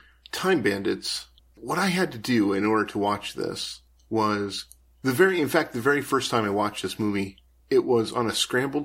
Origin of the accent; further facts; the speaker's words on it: Iowa, United States; I'm from Iowa